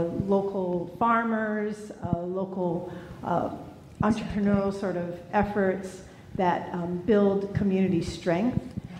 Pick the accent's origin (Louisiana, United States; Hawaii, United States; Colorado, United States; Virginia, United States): Hawaii, United States; I come from Hawaii, and I'm a native Hawaiian there.